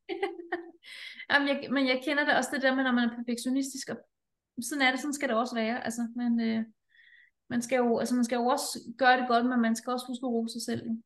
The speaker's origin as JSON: {"language": "Danish", "country": "Denmark", "said": "her hjemme i Danmark"}